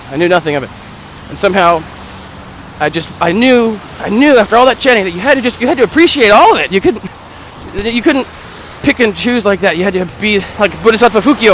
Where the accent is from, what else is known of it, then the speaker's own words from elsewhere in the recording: United States; I'm American